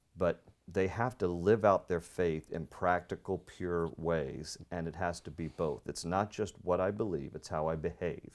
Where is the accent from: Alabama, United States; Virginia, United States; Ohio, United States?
Virginia, United States; Northern; also born or lived in Washington, D.C.; I was born in D C. I was raised in Northern Virginia, so I'm a local kid